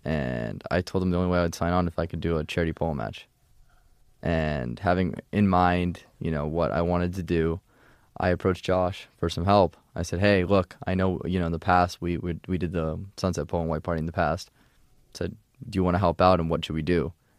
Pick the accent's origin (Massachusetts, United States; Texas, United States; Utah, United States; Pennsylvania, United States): Pennsylvania, United States; born there; So I was born outside of Philadelphia.